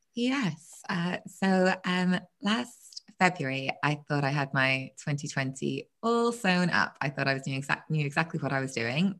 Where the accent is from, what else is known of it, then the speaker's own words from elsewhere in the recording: Belfast, Northern Ireland, United Kingdom; now in Margate, United Kingdom; I'm from Belfast originally